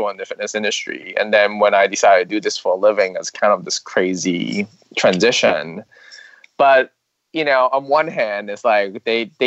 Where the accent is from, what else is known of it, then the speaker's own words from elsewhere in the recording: Hong Kong; I'm Chinese. I'm from Hong Kong.